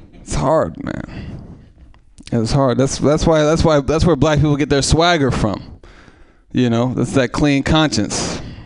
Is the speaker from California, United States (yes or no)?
yes; Oakland, California, United States; I'm from East Oakland.